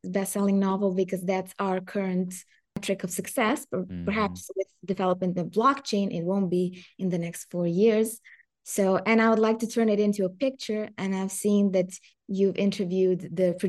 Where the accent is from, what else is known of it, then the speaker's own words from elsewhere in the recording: Serbia; English is a second language; I come from Serbia.